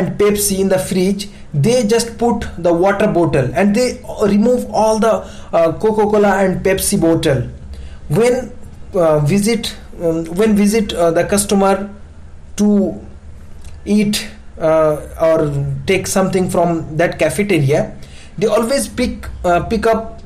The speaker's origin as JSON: {"language": "English", "country": "India", "said": "as we Indian"}